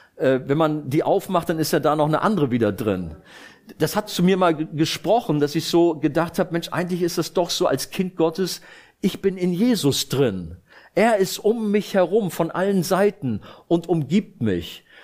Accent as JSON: {"language": "German", "region": "Rhineland", "country": "Germany", "moved": "yes", "said": "Ich komme ja aus dem Rheinland"}